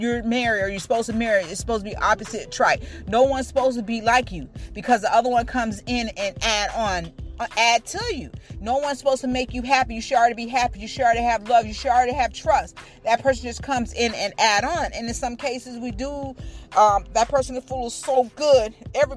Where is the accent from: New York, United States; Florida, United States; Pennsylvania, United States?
Florida, United States; Tampa; I'm from Tampa